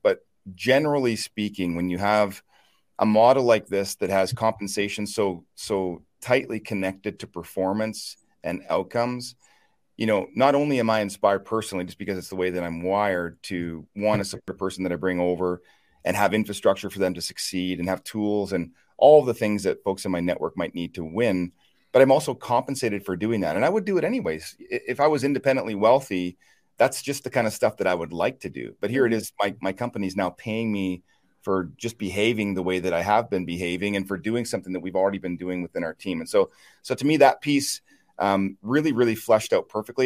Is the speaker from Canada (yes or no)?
yes; Chipman, New Brunswick, Canada; I'm from a small town in eastern Canada, a little town called Chipman, New Brunswick, uh, about 1,500 people